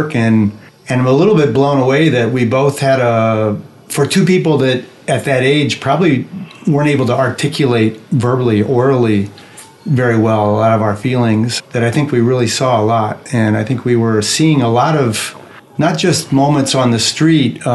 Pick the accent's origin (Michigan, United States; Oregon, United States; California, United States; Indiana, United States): Indiana, United States; Fort Wayne; moved away as an adult; also born or lived in New York; now in France; drive to the essentially inner city of my hometown.